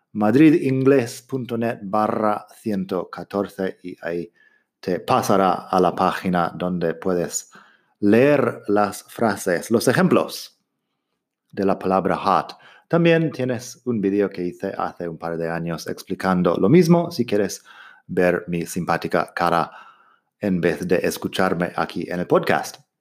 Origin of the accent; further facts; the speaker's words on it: Arizona, United States; Spanish is a second language; yo soy de Arizona y en mi desierto ahí sí que hace mucho calor